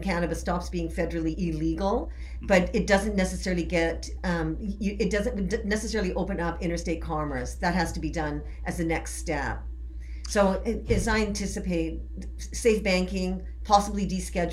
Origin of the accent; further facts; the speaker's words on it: Canada; moved away; I am originally from Canada.